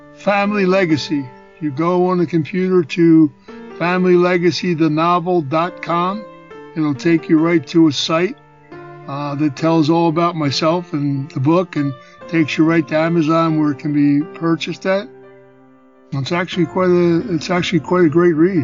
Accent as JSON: {"language": "English", "town": "Philadelphia", "region": "Pennsylvania", "country": "United States", "tie": "born or raised there", "said": "I was born in Philadelphia"}